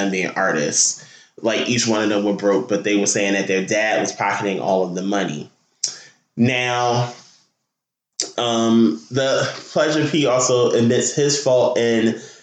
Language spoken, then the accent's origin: English; Newark, New Jersey, United States; Newark, New Jersey, my hometown